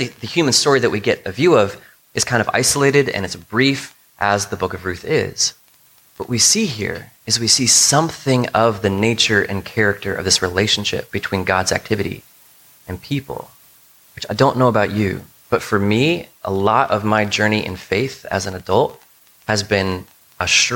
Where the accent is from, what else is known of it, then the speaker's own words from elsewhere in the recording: United States; a lot of us as Americans and as American Christians